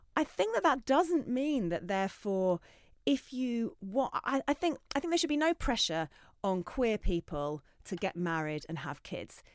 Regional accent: Essex, East of England, United Kingdom; I grew up in Essex

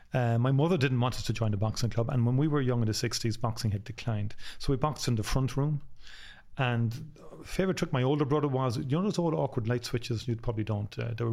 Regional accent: Cork, Munster, Ireland; we're from Cork as well. So if you're born in Cork, you are born with a sense of humour.

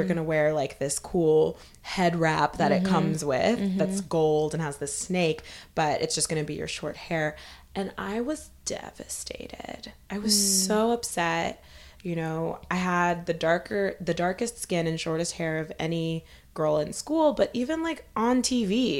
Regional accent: Topeka, Kansas, United States; my childhood, I grew up in Topeka, Kansas.

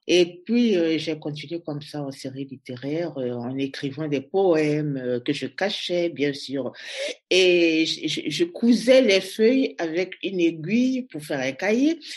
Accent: Brazzaville, Republic of the Congo; moved away as an adult; also born or lived in Leipzig, Germany / Berlin, Germany / France; now in Brussels, Belgium; Je suis née à Brazzaville.

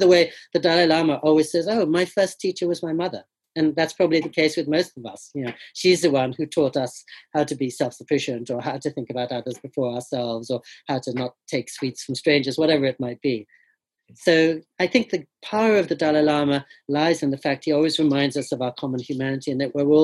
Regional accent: England, United Kingdom; now in California, United States; they were from India, but I was born and grew up in England

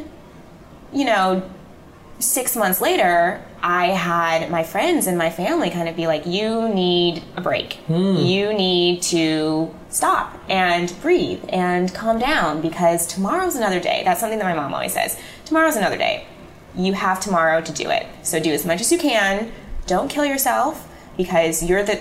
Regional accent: Illinois, United States; moved away as an adult; also born or lived in Manhattan, New York; now in New York, United States; I'm from Illinois. I'm from the Midwest. And so my mom and my dad and my brother are there

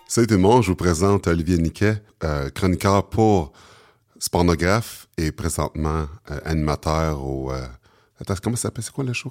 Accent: Sorel-Tracy, Quebec, Canada; also born or lived in Montreal; je suis né à Montréal, mais j'ai grandi à Sorel

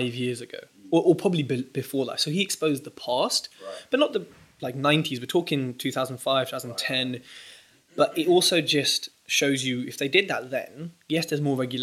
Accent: Southall, London, United Kingdom; I was raised in Southall

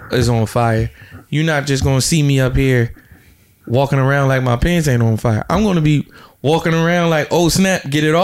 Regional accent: New Jersey, United States; also born or lived in Georgia; I'm from Jersey

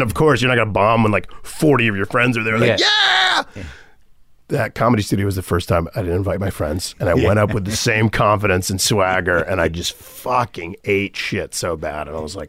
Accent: Florida, United States; Because Florida, growing up in Florida, it was so segregated and racist and anti-Semitic and anti-Haitian.

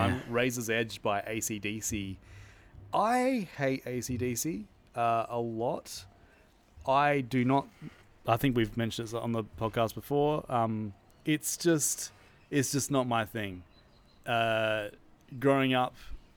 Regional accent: Australia; coming from being Australian and knowing what my parents and their friends used to buy

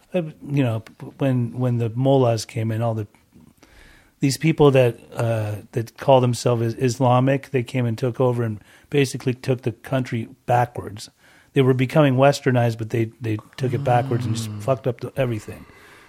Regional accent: Salt Lake City, Utah, United States; first language German; English is a second language; also born or lived in Germany / Iran; I'm Persian. I was born in Germany, but we moved to the States. When I was 5 years old, to Salt Lake City, Utah.

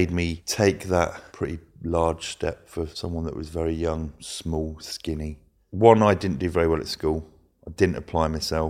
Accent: Luton, East of England, United Kingdom; The other one was I grew up in Luton. It's not an affluent area. It wasn't where I was anyway.

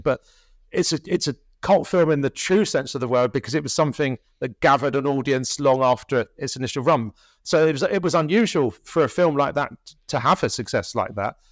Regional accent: Tunbridge Wells, Kent, South East England, United Kingdom; also born or lived in London; I was born in London and we moved there when my, when I was five years old, so it, it, it was in Kent

